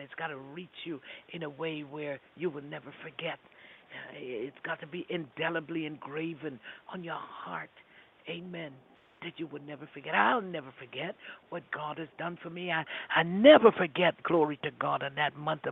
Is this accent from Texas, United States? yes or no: no; New York City, New York, United States; I grew up in Brooklyn.